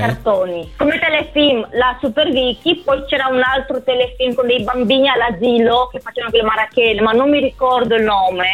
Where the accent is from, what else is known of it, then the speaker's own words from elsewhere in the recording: Romania; now in Treviso, Italy; sono rumena, avendo comunque la cittadinanza italiana